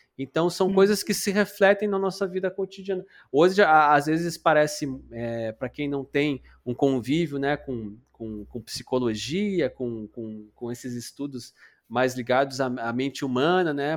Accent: Paraná, Brazil; moved away as an adult; now in Porto Alegre, Brazil; eu sou paranaense e vim morar no, no Rio Grande do Sul

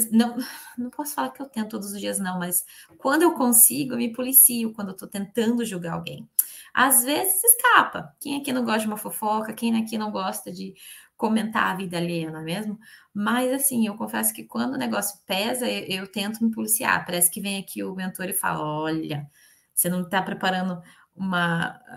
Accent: Curitiba, Paraná, Brazil; E eu, eu sou de Curitiba, natural de Curitiba. Quer dizer, me criei lá.

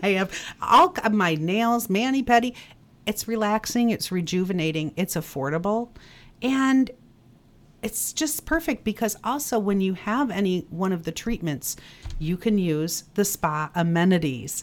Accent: Northville, Michigan, United States; moved away as an adult; now in Traverse City, United States; I'm originally from Northville. I came up here on vacation and I am still here.

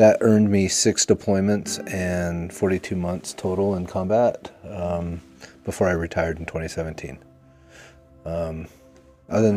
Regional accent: Utah, United States; I grew up here in Utah

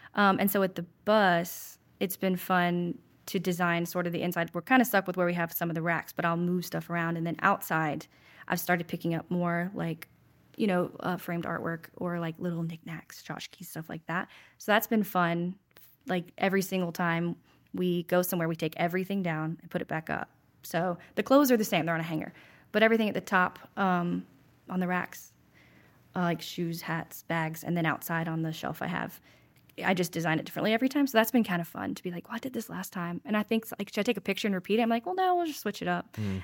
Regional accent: Winston-Salem, North Carolina, United States; also born or lived in Salisbury, North Carolina / Charlotte, North Carolina / Huntersville, North Carolina / Wilmington, North Carolina; I was born in Salisbury, but I grew up in Winston, so I, I consider Winston home.

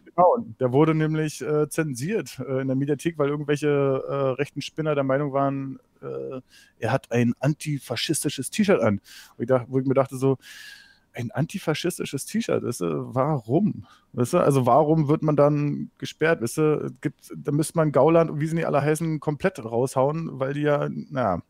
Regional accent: East Germany, Germany; ich komme aus dem Osten, aber ich komme nicht aus Sachsen

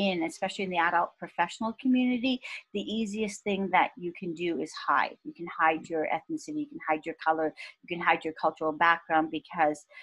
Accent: Cambridge, Ontario, Canada; English is a second language; moved away as an adult; also born or lived in Karachi, Pakistan / Ottawa, Canada; I grew up in Cambridge.

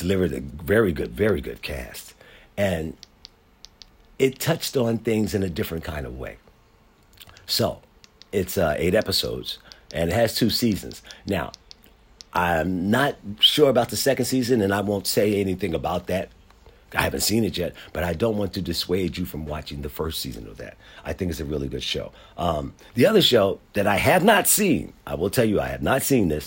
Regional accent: Philadelphia, Pennsylvania, United States; as a black man growing up in Philadelphia

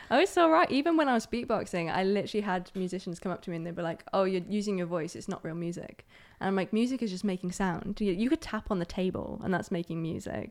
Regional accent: Aberdeen, Scotland, United Kingdom; also born or lived in Germany; So, I'm from Aberdeen. Um, I was originally born in Germany

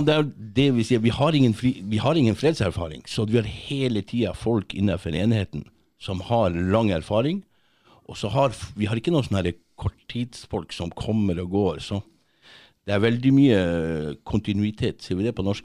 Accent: Kongsfjord, Finnmark, Norway; moved away as an adult; also born or lived in Tverlandet, Bodø / France; jeg kommer egentlig fra, fra Tverlandet, litt lenger inn der. Okay. Mm. Så vokste jeg opp på, på, Finnmarka, et sted som heter Kongsfjord

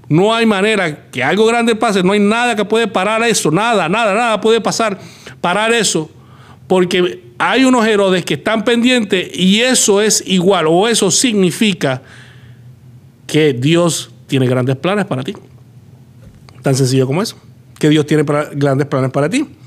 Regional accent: Puerto Rico; now in United States; Tuvimos que salir de Puerto Rico, llegar acá a Estados Unidos y acá comenzar.

